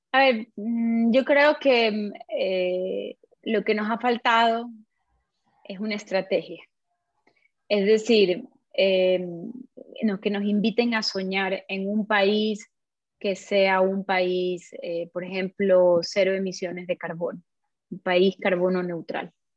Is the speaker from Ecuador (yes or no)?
yes; Ecuador; Nosotros somos 17 millones ecuatorianos